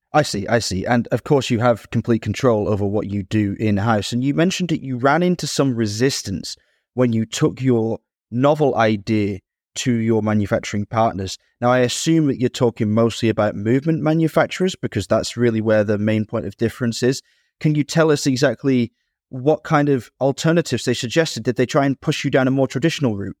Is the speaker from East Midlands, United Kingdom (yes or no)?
no; Manchester, North West England, United Kingdom; also born or lived in Dublin, Ireland; I grew up in Manchester, was born in Dublin